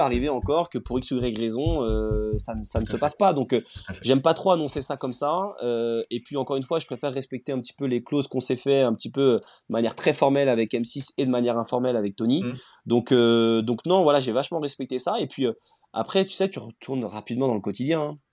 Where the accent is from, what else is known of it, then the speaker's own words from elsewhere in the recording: Rennes, Brittany, France; je suis originaire de Rennes